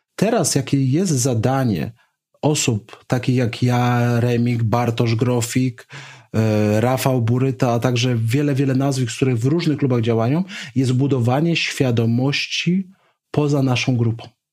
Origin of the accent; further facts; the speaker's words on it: Poland; skąd pochodzę jako Polak